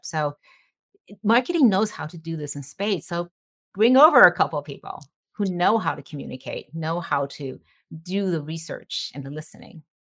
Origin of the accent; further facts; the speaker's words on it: Detroit, Michigan, United States; I grew up in Detroit, um, the daughter of immigrants